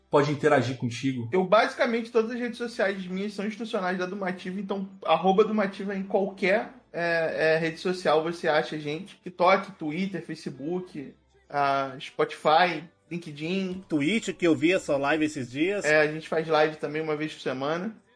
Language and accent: Portuguese; Brazil; sou do Brasil também.